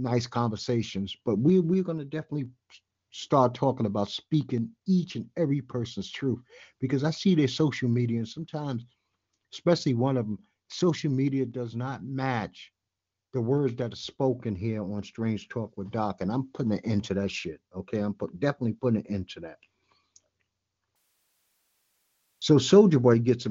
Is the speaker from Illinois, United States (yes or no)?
no; New York City, New York, United States; I'm born and raised in New York City.